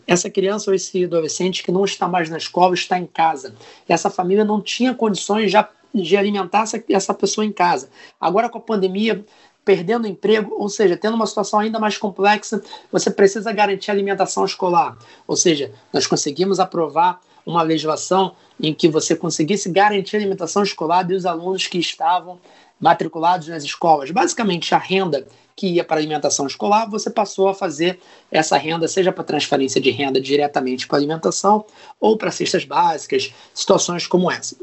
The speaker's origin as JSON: {"language": "Portuguese", "town": "São Gonçalo", "region": "Rio de Janeiro", "country": "Brazil", "said": "sou de São Gonçalo, no Rio de Janeiro"}